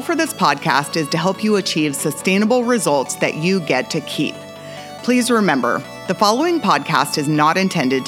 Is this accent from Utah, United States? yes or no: no; Alaska, United States; moved away; I grew up in Alaska.